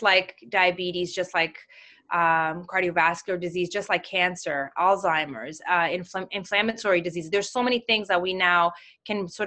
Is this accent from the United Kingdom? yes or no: no; Mozambique; moved away; I'm from Mozambique